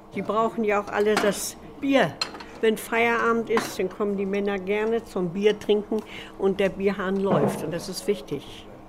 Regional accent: Amt Neuhaus, Lower Saxony, Germany; Ich bin hier in Neuhaus geboren und bin gar nicht weg gewesen aus Neuhaus

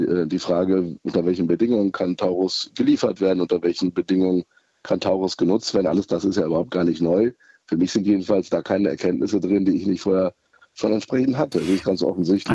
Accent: Germany; wir als Deutsche

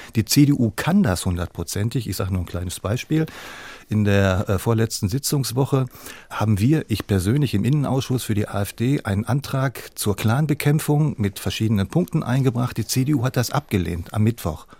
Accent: Hamburg, Germany; Ich komme aus Hamburg

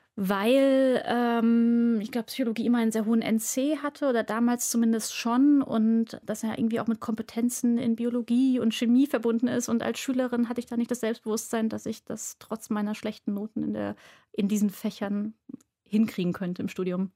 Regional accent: Frankfurt am Main, Hesse, Germany; moved away as an adult; now in Berlin, Germany; ich komme gebürtig aus Frankfurt am Main

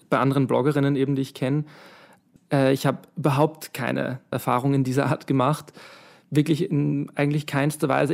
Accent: Vienna, Austria; ich bin aus Wien

